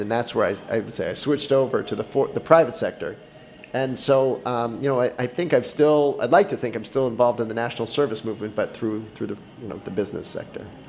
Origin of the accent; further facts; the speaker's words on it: Boston, Massachusetts, United States; moved away as an adult; I grew up in Boston.